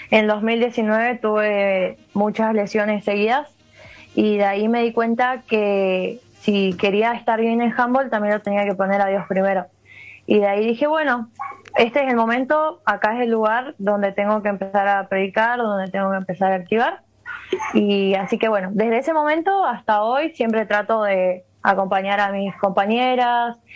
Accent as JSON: {"language": "Spanish", "town": "Paso de los Libres", "region": "Corrientes", "country": "Argentina", "tie": "born or raised there", "said": "Eh, juego acá, en mi ciudad natal, en Paso de los Libres."}